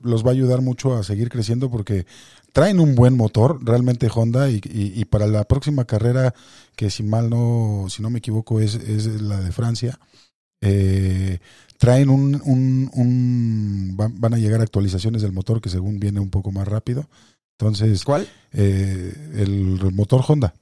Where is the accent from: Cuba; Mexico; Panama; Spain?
Mexico; como mexicano